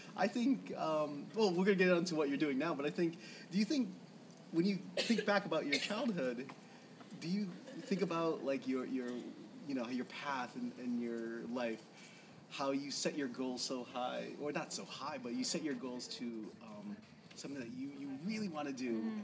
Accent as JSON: {"language": "English", "area": "New England and New York East Coast area", "region": "Northeast", "country": "United States", "tie": "born or raised there", "moved": "yes", "said": "growing up in yeah in the New England and New York East Coast area, I had literally two Japanese friends"}